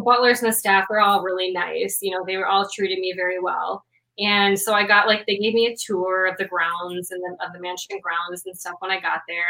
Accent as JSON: {"language": "English", "town": "Madison", "region": "Wisconsin", "country": "United States", "said": "I'm from Wisconsin. Okay, we're the dairy state."}